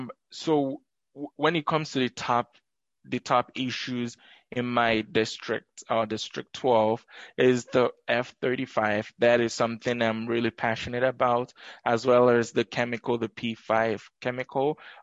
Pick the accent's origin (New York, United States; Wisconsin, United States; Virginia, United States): Wisconsin, United States; Madison; I grew up here in Madison, from going to River Food Pantry to graduating from Madison East High School.